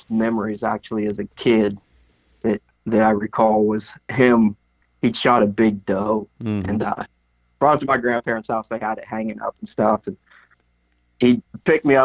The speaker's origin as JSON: {"language": "English", "area": "Coshocton County", "region": "Ohio", "country": "United States", "tie": "born or raised there", "said": "I grew up in Coshocton County, Ohio, for the most part."}